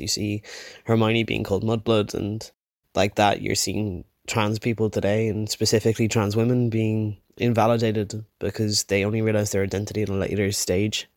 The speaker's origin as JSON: {"language": "English", "town": "Wicklow", "region": "Leinster", "country": "Ireland", "said": "I'm from Wicklow in Ireland"}